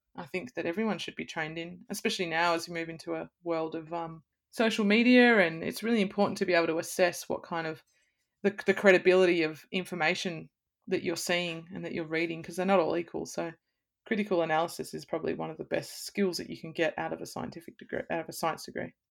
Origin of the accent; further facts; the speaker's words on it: Blue Mountains, New South Wales, Australia; also born or lived in Sydney; I'm from the Blue Mountains, I grew up in nature